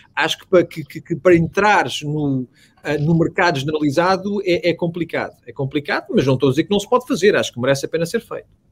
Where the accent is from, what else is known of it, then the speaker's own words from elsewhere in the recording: Portugal; moved away as an adult; now in Houston, United States; cresci em Portugal, estudei em Portugal